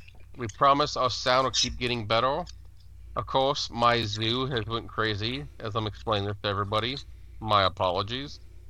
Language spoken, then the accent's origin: English; Ohio, United States; I'm from Ohio.